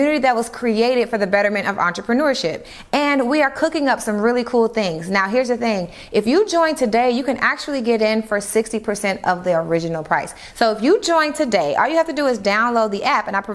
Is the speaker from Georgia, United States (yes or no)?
yes; College Park, Georgia, United States; I'm from Atlanta. I grew up in College Park